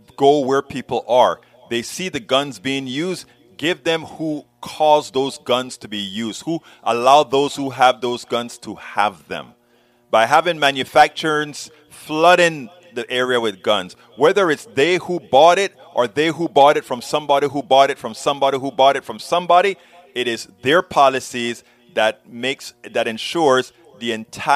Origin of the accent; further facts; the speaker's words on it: Panama; now in United States; I think about how we address people in Panama.